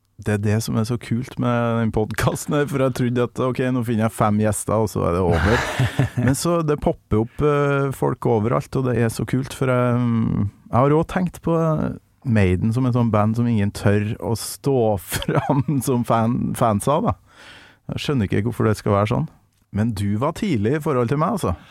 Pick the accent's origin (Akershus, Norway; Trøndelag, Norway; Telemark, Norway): Trøndelag, Norway; Kolvereid; der jeg kommer fra, på Kolvereid